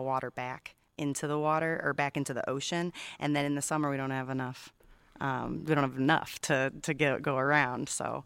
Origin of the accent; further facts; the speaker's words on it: Illinois, United States; now in Santa Catalina Island, United States; I'm from Illinois